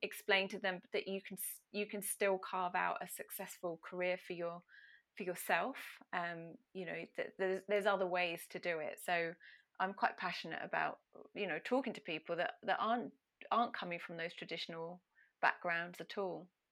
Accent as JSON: {"language": "English", "town": "Ipswich", "region": "East of England", "country": "United Kingdom", "tie": "born or raised there", "said": "my hometown of the very glamorous Ipswich in Suffolk"}